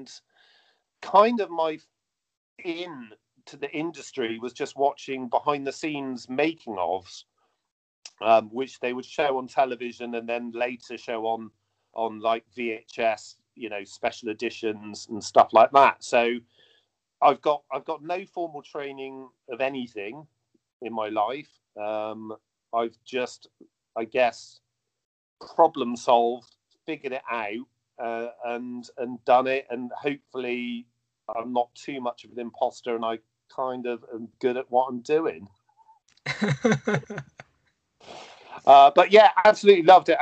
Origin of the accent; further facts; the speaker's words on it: Bristol, South West England, United Kingdom; Bristol, my hometown